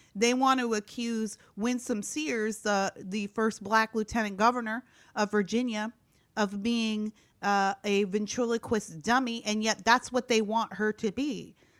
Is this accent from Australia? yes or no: no; Canada; moved away as an adult; also born or lived in Gary, Indiana / Iowa; now in Orange County, California, United States; I'm originally Canadian. I was born and raised in Canada.